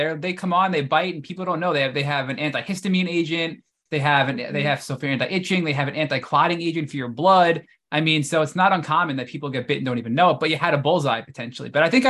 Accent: New York, United States; as a New Yorker

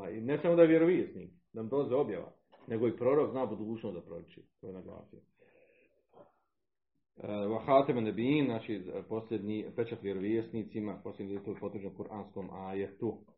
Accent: Zavidovići, Federation of Bosnia and Herzegovina, Bosnia & Herzegovina; Pa kod, nas, kod nas u Zavodovićima, 2012. jedna, pa se vada pokajala.

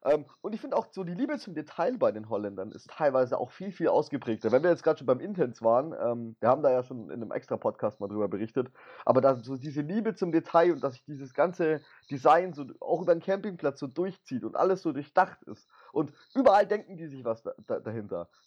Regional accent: Baden-Württemberg, Germany; Ich bin Schwabe.

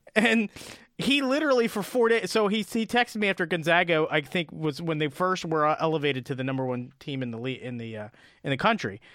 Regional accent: Delaware, United States; born or raised there

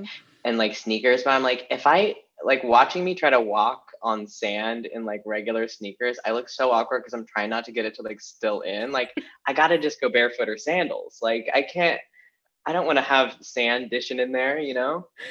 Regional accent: Olympia, Washington, United States; now in Los Angeles, United States; I grew up in Washington

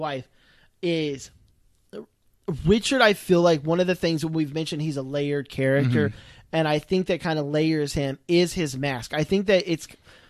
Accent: Ireland; this is kind of a fun one for me being Irish, right?

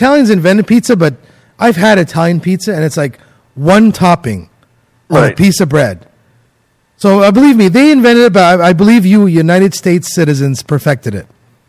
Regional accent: Toronto, Ontario, Canada; I'm from Toronto, Ontario, Canada

